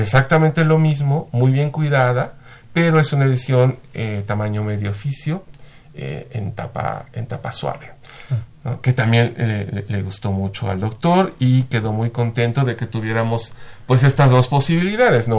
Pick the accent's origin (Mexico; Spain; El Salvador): Mexico; nosotros mismos como, como mexicanos